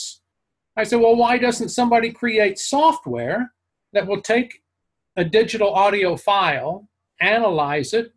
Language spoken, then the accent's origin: English; Amarillo, Texas, United States; moved away; I was raised in Amarillo, Texas